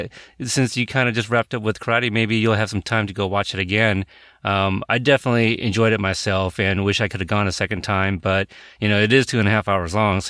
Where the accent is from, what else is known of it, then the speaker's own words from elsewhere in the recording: Portland, United States; my hometown, Portland